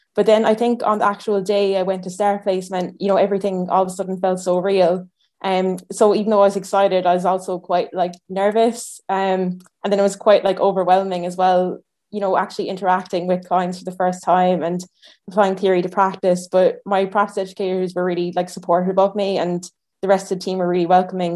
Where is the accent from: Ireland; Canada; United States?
Ireland; now in Edinburgh, United Kingdom; I'm from Ireland originally